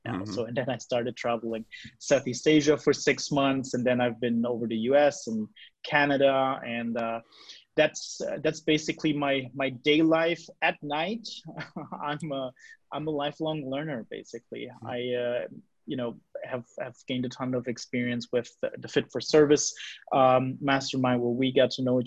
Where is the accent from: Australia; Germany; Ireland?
Germany; I'm 34 years old. I'm from Germany